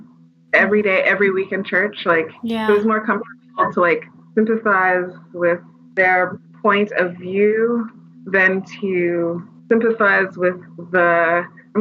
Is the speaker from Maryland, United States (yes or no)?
yes; Maryland, United States; my background, I'm from Maryland